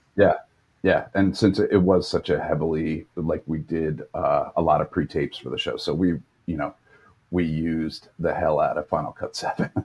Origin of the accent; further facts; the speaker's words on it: New York, United States; also born or lived in Los Angeles, United States; Born and raised in New York.